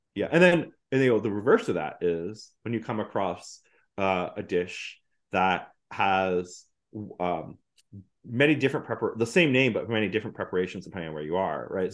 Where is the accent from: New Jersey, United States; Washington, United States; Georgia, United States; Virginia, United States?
New Jersey, United States; moved away as an adult; now in New York, United States; growing up in North Jersey